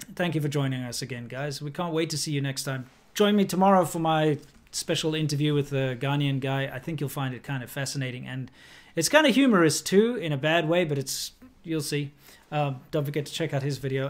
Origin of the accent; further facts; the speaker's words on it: South Africa; moved away; my home country